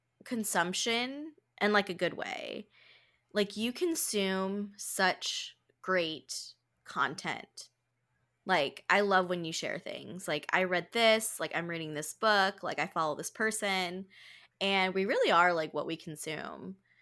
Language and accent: English; Philippines; I'm Filipina.